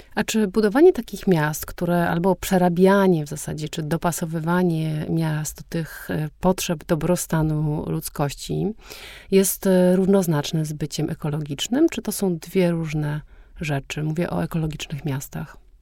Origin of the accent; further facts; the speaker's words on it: Warsaw, Masovian Voivodeship, Poland; ja nie lubię Warszawy, mimo że jestem stąd i mieszkam tutaj